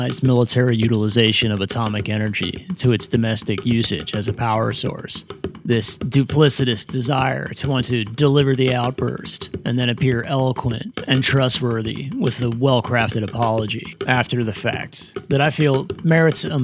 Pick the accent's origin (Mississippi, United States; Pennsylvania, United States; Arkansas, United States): Pennsylvania, United States; Middletown; my hometown of Middletown, Pennsylvania